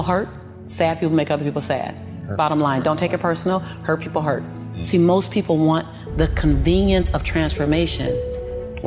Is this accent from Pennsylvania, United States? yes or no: no; Los Angeles, California, United States; born and raised in South Central